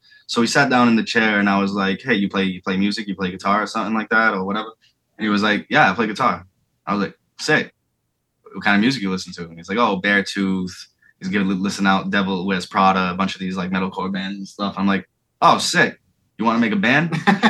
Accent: Florida, United States; I've been in some pretty sketchy places growing up in Florida.

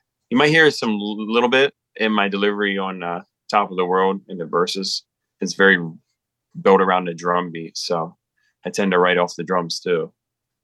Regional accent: South Hanover, Pennsylvania, United States; it's in South Hanover, my hometown.

